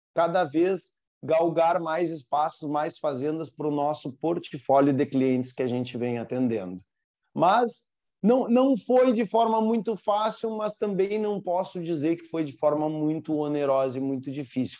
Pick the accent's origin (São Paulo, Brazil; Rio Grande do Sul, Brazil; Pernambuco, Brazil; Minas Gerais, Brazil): Rio Grande do Sul, Brazil; Porto Alegre; nasci em Porto Alegre, na metrópole, na cidade. Fui criado, eh, digamos, jogando bolita no carpete bem esse o termo, fui criado dentro de cidade